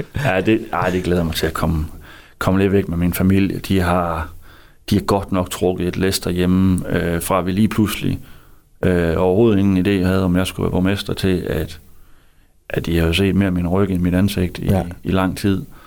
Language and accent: Danish; Hvide Sande, Central Denmark Region, Denmark; also born or lived in Harboøre; Men jeg voksede op i Hvide Sande